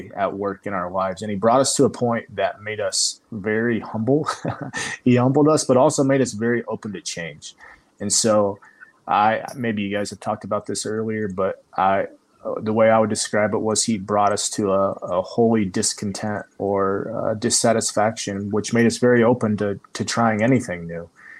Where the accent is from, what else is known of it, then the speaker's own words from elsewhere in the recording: Midwest, United States; now in Slovenia; Like it's already been mentioned, I'm from the Midwest